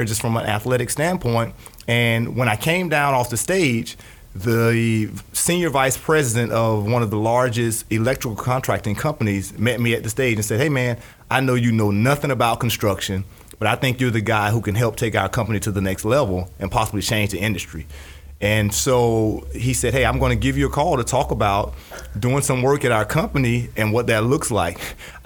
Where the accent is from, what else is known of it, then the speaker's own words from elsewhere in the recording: Jacksonville, Florida, United States; born and raised in Jacksonville, Florida